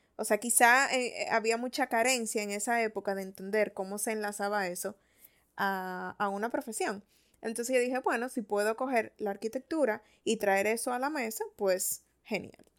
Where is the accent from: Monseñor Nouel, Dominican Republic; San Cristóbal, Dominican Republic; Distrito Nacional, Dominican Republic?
Distrito Nacional, Dominican Republic; Santo Domingo; yo no nací en Punta Cana, yo nací en Santo Domingo. Y eso me da como un contexto más de ciudad